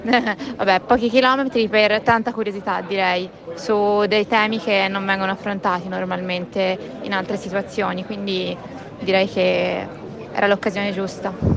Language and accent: Italian; Pisa, Tuscany, Italy; Io sono di Pisa, quindi sono toscana